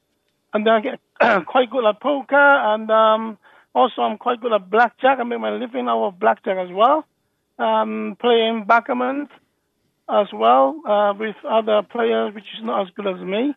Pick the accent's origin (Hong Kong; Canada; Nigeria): Hong Kong; also born or lived in Birmingham, United Kingdom; now in Thailand; I was from Hong Kong as well